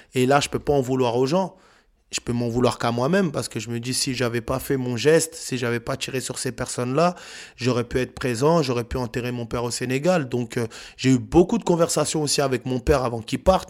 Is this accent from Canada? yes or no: no; France; On a grandi en France.